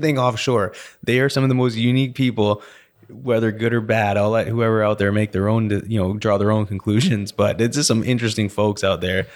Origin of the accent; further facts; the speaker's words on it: Vernon, British Columbia, Canada; also born or lived in Calgary, Alberta / Lake Country, British Columbia; now in Houston, United States; I was born in Calgary, then moved to Vernon, B C